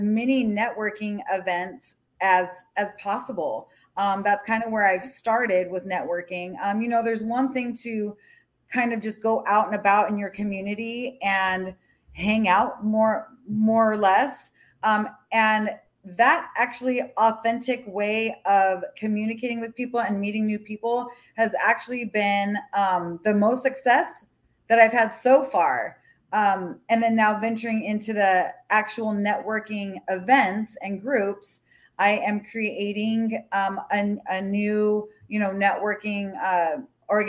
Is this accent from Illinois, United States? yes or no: no; Hawaii, United States; also born or lived in Colorado; now in Florida, United States; I'm from Hawaii originally. I have Hawaiian in my blood